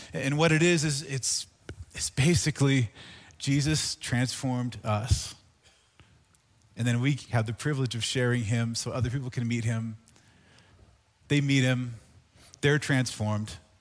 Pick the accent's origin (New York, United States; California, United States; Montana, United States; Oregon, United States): Oregon, United States; moved away as an adult; now in Quebec, Canada; I grew up in Oregon